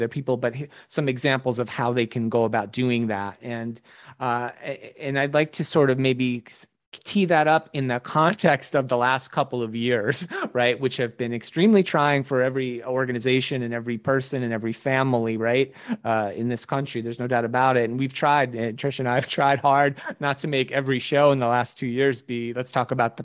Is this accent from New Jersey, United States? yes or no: yes; New Jersey, United States